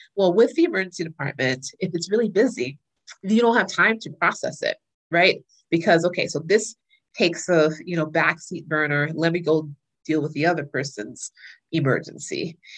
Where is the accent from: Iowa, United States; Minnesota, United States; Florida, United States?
Florida, United States; moved away as an adult; also born or lived in North Carolina / New York; I was raised in Florida